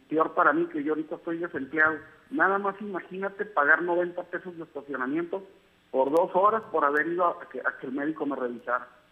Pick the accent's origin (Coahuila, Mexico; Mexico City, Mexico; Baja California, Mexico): Baja California, Mexico; Tijuana; yo soy nacido aquí en Tijuana